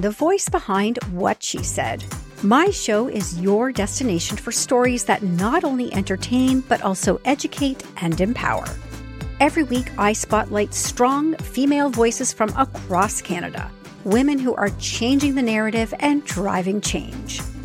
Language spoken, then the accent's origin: English; Australia; moved away as an adult; I'm Australian. I grew up with snakes that like look at you and kill you